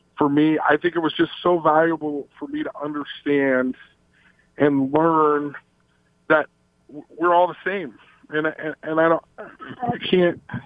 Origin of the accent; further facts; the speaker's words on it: Logan, Utah, United States; also born or lived in Salt Lake City, Utah; I came from Logan, Utah till I, I lived there till I was 14 and then in Salt Lake from the age of 15 to 18